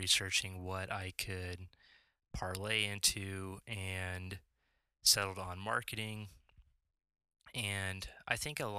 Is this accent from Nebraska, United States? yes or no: yes; Lincoln, Nebraska, United States; I'm from Lincoln, Nebraska, born and raised here, lived here my whole life